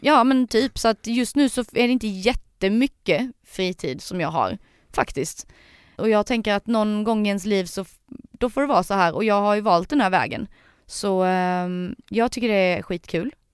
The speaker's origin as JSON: {"language": "Swedish", "town": "Sölvesborg", "region": "Blekinge", "country": "Sweden", "said": "Jag är från eh, Sölvesborg"}